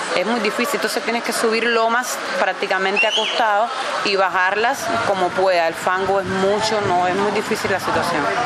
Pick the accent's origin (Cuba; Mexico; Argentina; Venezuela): Cuba; moved away as an adult; also born or lived in Trinidad and Tobago; vengo de Cuba, soy cubana